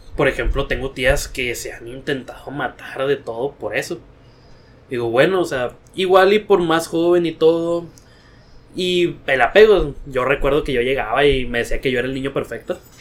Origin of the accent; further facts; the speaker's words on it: Sinaloa, Mexico; somos de Sinaloa. Mi mamá es de un ranchito